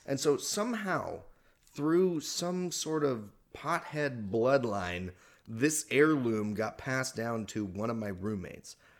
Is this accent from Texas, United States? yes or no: yes; Texas, United States; moved away as an adult; also born or lived in Oklahoma; now in California, United States; I was born in Oklahoma. I was raised in Texas